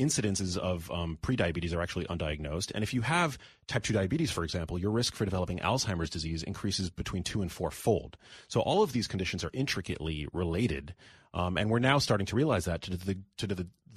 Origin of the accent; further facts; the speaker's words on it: New York City, New York, United States; I'm born and raised in New York City